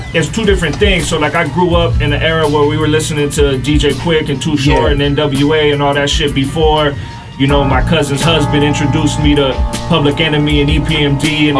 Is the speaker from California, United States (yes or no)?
yes; San Diego, California, United States; also born or lived in Tijuana, Mexico; I'm from South San Diego.